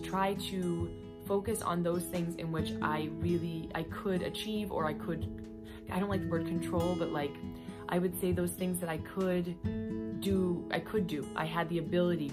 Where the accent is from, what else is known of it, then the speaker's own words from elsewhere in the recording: United States; being an American like myself